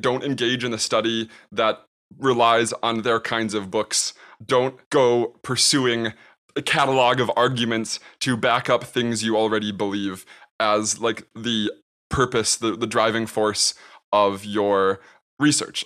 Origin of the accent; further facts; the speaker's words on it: United States; I'm an American